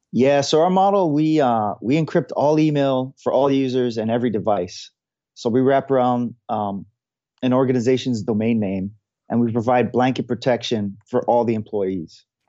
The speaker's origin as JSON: {"language": "English", "region": "Hawaii", "country": "United States", "moved": "yes", "lives_now": "San Francisco, United States", "said": "I'm from Hawaii. Now I live in San Francisco"}